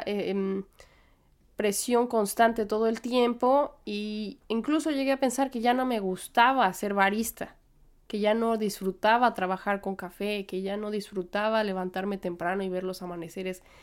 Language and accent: Spanish; Mexico; moved away as an adult; now in New York, United States; soy mexicana